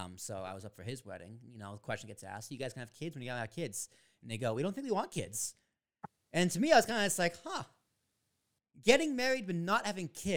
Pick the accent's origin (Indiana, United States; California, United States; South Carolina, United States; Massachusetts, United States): Massachusetts, United States; Braintree; now in New Jersey, United States; I grew up in Braintree, I'm a fan of Braintree